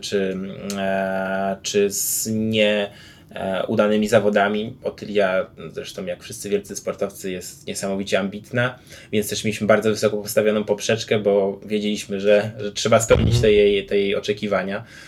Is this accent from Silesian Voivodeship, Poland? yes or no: no; Grudziądz, Kuyavian-Pomeranian Voivodeship, Poland; wychowałem się w Grudziądzu